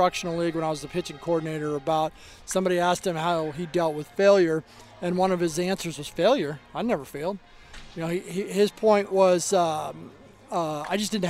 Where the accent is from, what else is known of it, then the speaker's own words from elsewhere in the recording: Arizona, United States; I grew up in Arizona, Scottsdale Community College